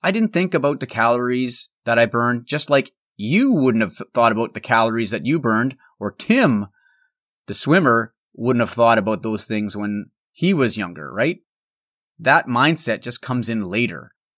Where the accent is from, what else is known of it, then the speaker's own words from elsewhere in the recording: Altona, Manitoba, Canada; moved away; I'm recording on the road this week from my hometown of Altona, which is a small town in the heart of the Canadian prairies.